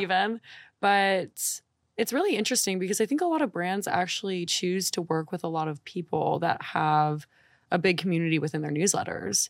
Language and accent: English; New Orleans, Louisiana, United States; moved away; I'm from New Orleans